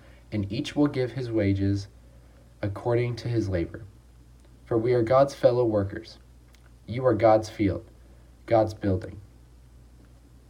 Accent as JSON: {"language": "English", "town": "Long Beach", "region": "California", "country": "United States", "said": "I'm a sophomore from Long Beach, California"}